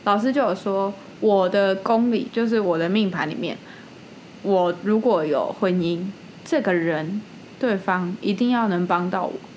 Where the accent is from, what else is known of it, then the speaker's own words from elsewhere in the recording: Taipei, Taiwan; 因为身为一个台北人，就是住在那种小小的公寓里面